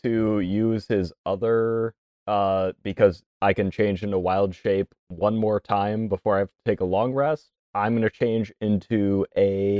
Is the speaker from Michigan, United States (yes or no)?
yes; Michigan, United States; We're from Michigan.